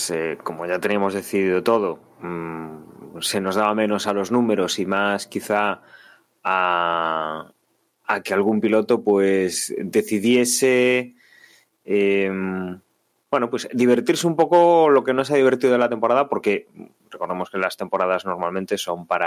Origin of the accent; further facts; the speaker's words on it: Spain; como aficionados españoles, en, Carlos Sainz, a ver qué podía hacer